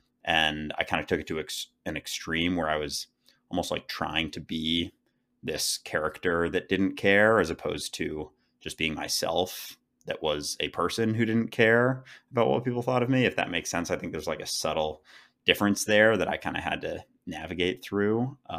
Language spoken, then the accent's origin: English; Minneapolis, Minnesota, United States; now in New York, United States; So yeah, I grew up in Minneapolis, Minnesota, went to school in Philadelphia, and now I've lived in New York for the past few years.